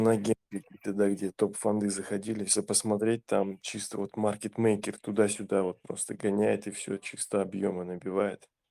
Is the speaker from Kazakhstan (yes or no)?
yes; Kazakhstan; я же из Казахстана